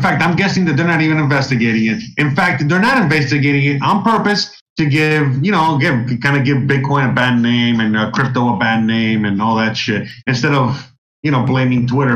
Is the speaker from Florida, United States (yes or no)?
yes; Miami, Florida, United States; I grew up in Miami